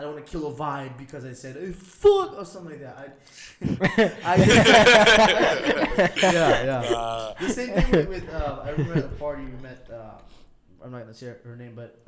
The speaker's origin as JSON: {"language": "English", "country": "Aruba", "second_language": "English", "said": "we're from Aruba"}